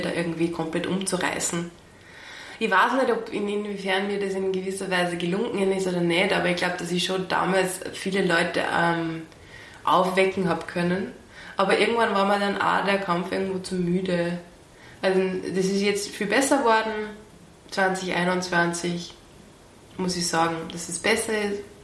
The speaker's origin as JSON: {"language": "German", "town": "Pasching", "region": "Upper Austria", "country": "Austria", "tie": "born or raised there", "also_born_or_lived": "Wels / Traun / Linz", "said": "also in Oberösterreich in Langers für den Pasching aufgewachsen"}